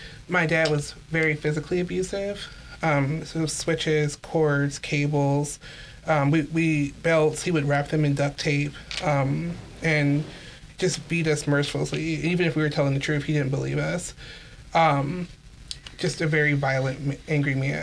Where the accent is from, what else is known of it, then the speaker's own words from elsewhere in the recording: Columbus, Ohio, United States; I was born in Columbus, Ohio